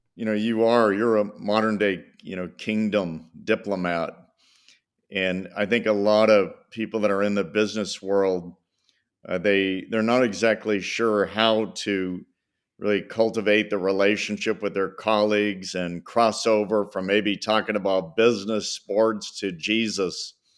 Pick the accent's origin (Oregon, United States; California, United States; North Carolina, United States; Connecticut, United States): California, United States; Bay Area; I grew up in the Bay Area